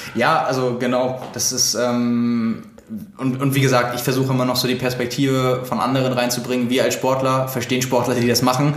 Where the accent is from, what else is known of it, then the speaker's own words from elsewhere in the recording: Lübeck, Schleswig-Holstein, Germany; now in Hamburg, Germany; ich komme aus Lübeck